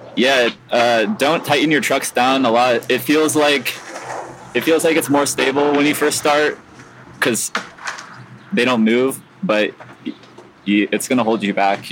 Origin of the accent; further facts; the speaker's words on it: San Diego, California, United States; now in Chicago, United States; I grew up in San Diego, so not too far from from where Tony Hawk lives